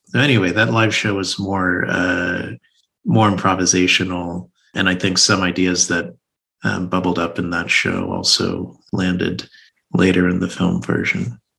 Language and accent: English; Texas, United States; moved away as an adult; also born or lived in New York; I grew up in Texas, child of immigrants from Nigeria